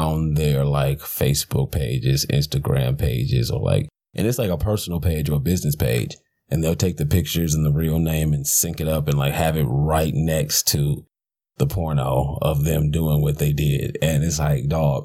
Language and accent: English; Detroit, Michigan, United States; I'm from Detroit